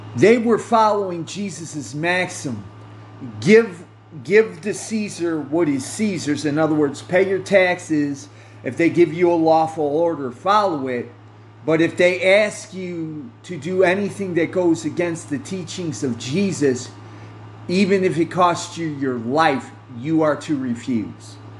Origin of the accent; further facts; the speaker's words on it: United States; I'm an American citizen by birth